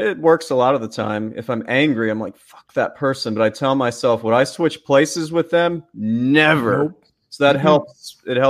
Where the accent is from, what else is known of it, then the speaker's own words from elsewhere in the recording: Canada; I'm Canadian, but I know people like this.